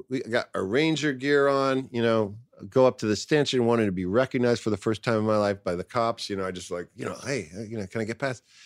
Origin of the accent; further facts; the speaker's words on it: New York City, New York, United States; I grew up in New York City